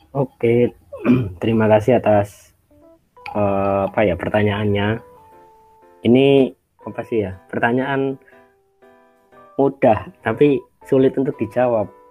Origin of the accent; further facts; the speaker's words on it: Yogyakarta, Special Region of Yogyakarta, Indonesia; asal dari Yogyakarta